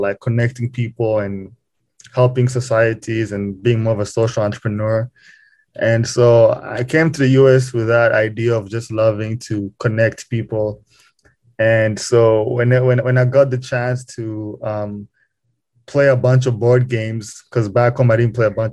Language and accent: English; Kigali, Rwanda; moved away as an adult; now in Lincoln, United States; was born and raised in Kigali, Rwanda, which is in East Africa. I spent most of my life there, high school, all that stuff